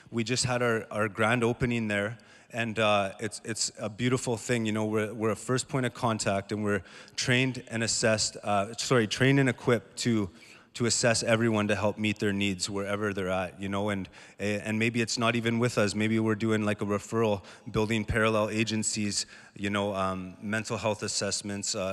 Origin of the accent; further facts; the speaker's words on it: Thunder Bay, Ontario, Canada; and I come from Thunder Bay